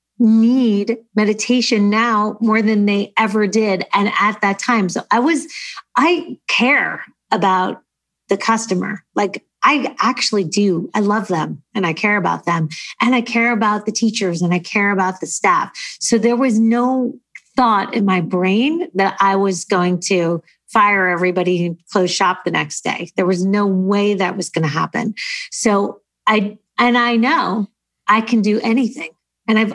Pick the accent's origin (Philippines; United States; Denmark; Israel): United States; also born or lived in New Jersey; now in Los Angeles, United States; I'm from New York